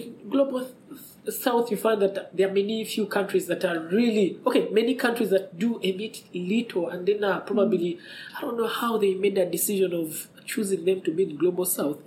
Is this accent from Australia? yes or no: no; Kampala, Central Region, Uganda; I come from, I live in Kampala